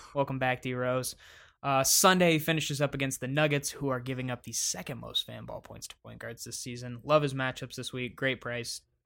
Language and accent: English; Detroit, Michigan, United States; my hometown Detroit Pistons